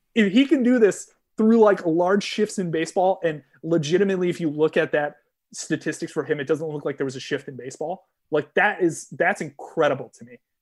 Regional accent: Connecticut, United States; growing up in Connecticut, saw a bunch of double A baseball.

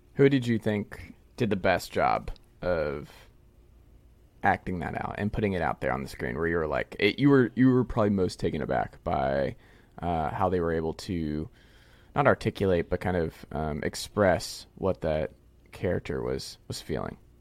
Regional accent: Stone Mountain, Georgia, United States; we're both from Stamount, Georgia

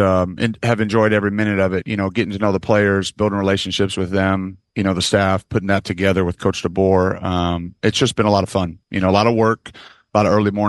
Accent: Michigan, United States; moved away; I'm from Michigan

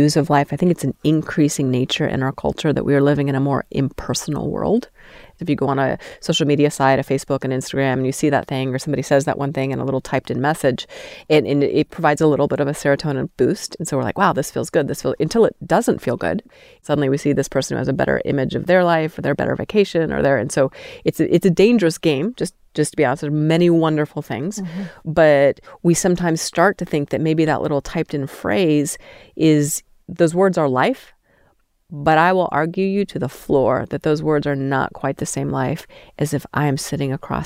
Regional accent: Steamboat Springs, Colorado, United States; moved away as an adult; also born or lived in Utah; now in Salt Lake City area, United States; I grew up in Steamboat Springs

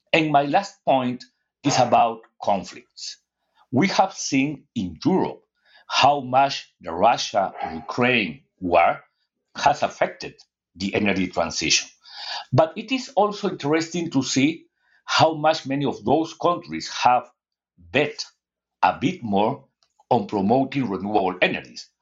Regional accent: Peru; I am from Latin America

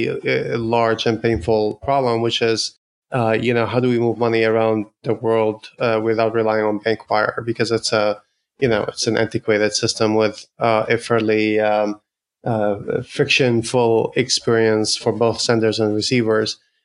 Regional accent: Ottawa, Ontario, Canada; now in San Francisco, United States; I'm based in San Francisco in the Bay Area, but I'm Canadian from Ottawa

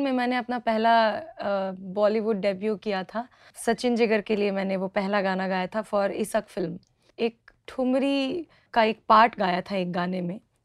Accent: Rewa, Madhya Pradesh, India; रीवा में uh, जहाँ से मैं हूँ

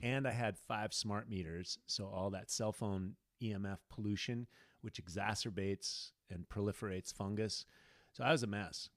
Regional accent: United States; I'm an American

